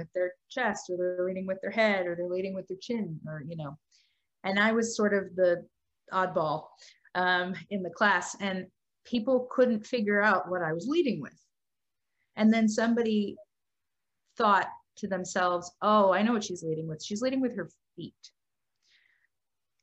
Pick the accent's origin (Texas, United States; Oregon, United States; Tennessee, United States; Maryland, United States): Texas, United States; Dallas; moved away as an adult; also born or lived in Boston; now in New York, United States; I grew up in Texas, in Dallas, and then I went to school in Boston, and then ended up here